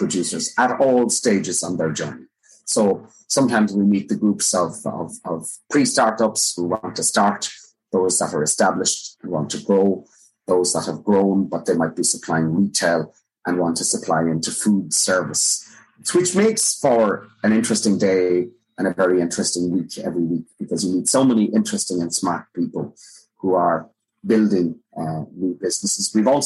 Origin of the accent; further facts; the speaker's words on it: Bantry, Munster, Ireland; moved away as an adult; also born or lived in Dublin; I'm originally from West Cork, Bantry, and at 13 or 14, I started working in the local Super Value